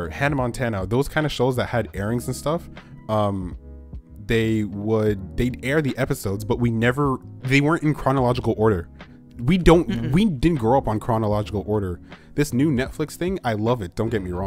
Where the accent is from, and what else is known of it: Canada